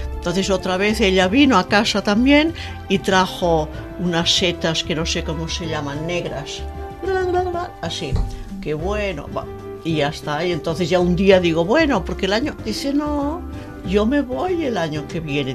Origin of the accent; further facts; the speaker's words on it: Vilanova i la Geltrú, Catalonia, Spain; also born or lived in Barcelona / Lausanne, Switzerland; nací en Barcelona, cerca del mar, a unos 50 kilómetros de la capital, en Vilanova y la Geltrú